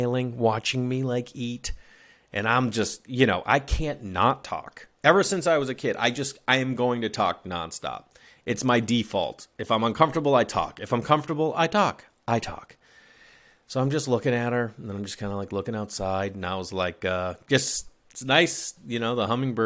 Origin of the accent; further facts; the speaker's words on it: Massachusetts, United States; now in Los Angeles, United States; I'm in Los Angeles. Third of all, I grew up in Massachusetts